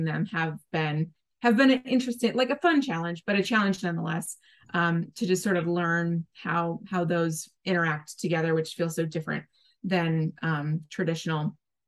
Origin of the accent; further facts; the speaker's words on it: Nebraska, United States; my home state of Nebraska. That's where I grew up